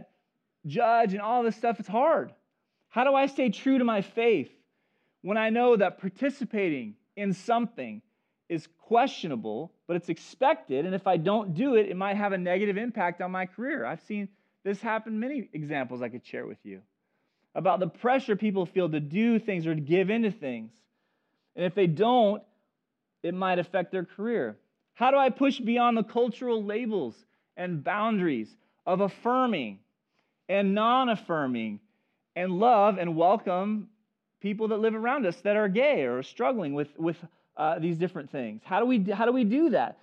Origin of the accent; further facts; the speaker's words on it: Chico, California, United States; I grew up in Chico area